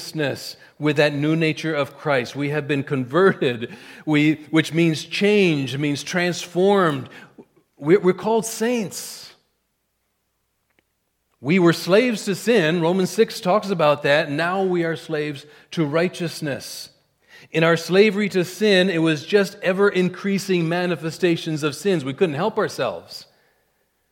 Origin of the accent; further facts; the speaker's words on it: India; moved away as an adult; I was a kid from India.